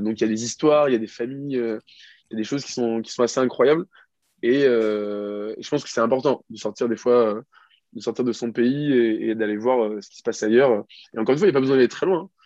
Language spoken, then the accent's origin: French; France; je suis français